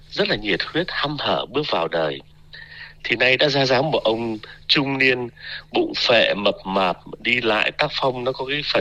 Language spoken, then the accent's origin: Vietnamese; Vietnam; now in Australia; tuy là mình thì à, lớn lên sinh ra lớn lên ở Việt Nam nhưng mà mình thôi thì cứ tự cho mình cái hy vọng là được sống theo tuổi thọ trung bình của người Úc đi